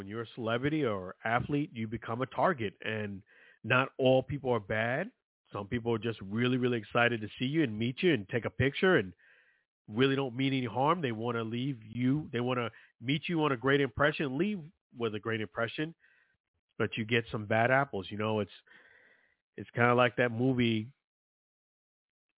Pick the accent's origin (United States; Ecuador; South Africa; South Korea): United States; New York City, New York; I'm from Brooklyn, New York, rough area.